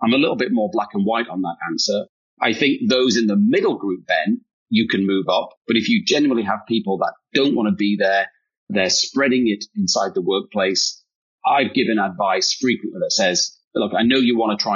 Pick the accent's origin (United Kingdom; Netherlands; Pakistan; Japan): United Kingdom; accent: British; now in United States; I am British